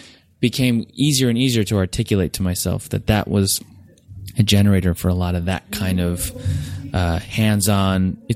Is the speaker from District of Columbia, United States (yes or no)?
no; New Jersey, United States; I'm from Jersey Shore, so it's... I just felt at home.